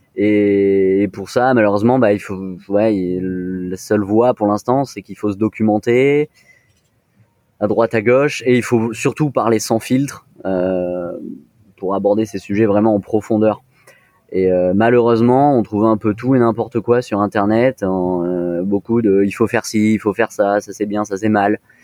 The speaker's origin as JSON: {"language": "French", "town": "Nice", "region": "Provence-Alpes-Côte d'Azur", "country": "France", "also_born_or_lived": "Lyon", "moved": "yes", "said": "je suis d'origine de Nice"}